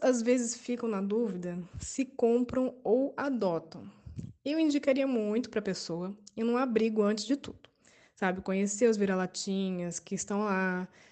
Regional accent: São José dos Campos, São Paulo, Brazil; moved away as an adult; now in Campos dos Goytacazes, Brazil; sou de São José dos Campos, mas moro em Campos dos Goitacazes, no Rio.

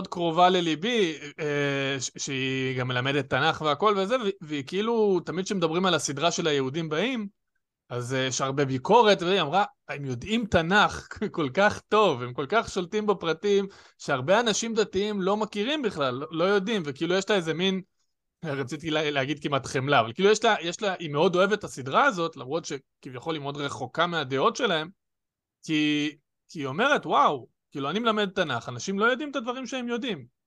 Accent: Jerusalem, Jerusalem District, Israel; אני ירושלמי, כאילו, לא משנה מה, אני, זה, העיר הזאת גם, אני אומר, חשובה לי

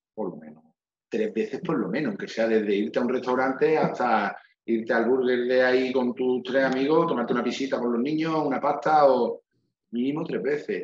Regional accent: Málaga, Andalusia, Spain; que yo mi Málaga la defienda capa y espada

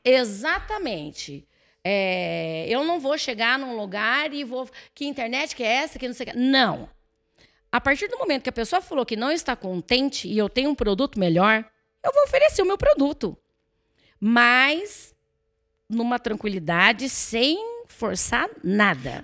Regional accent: Santo André, São Paulo, Brazil; now in Cerqueira César, Brazil; eu nasci em Santo André

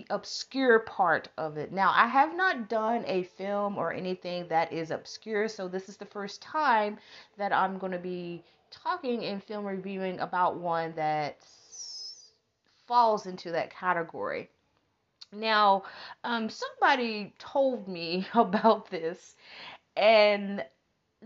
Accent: Texas, United States; we're from Texas because we live next door

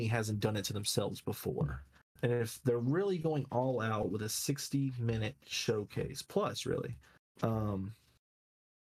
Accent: North Carolina, United States; We're from North Carolina, if you didn't know, so NC boys for life.

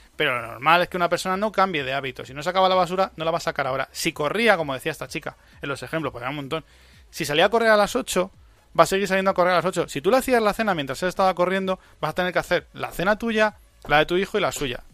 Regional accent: Spain; En mi país

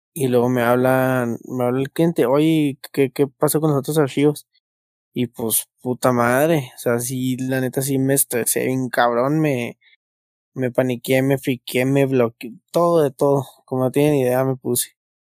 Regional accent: Hidalgo del Parral, Chihuahua, Mexico; now in Chihuahua, Mexico; para nosotros en Parral

